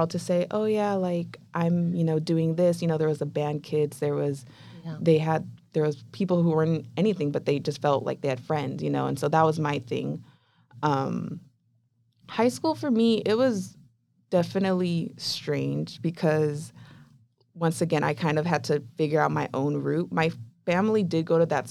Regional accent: Chula Vista, California, United States; I was raised in Chula Vista, which is near the border

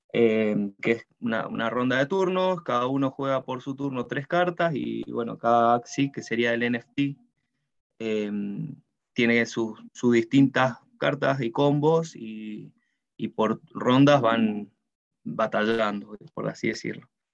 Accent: Mendoza, Argentina; moved away as an adult; now in New Zealand; yo soy mendocino, eh, de Argentina

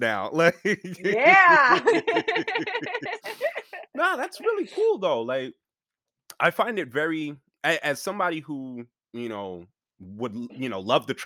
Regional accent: New York, United States; I'm originally from New York

